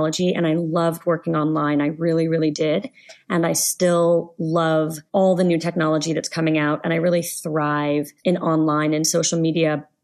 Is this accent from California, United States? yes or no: yes; Los Angeles, California, United States; also born or lived in Canada; I am an Angeleno. I grew up in Los Angeles. I am also a Canadian. I lived there for about 15 years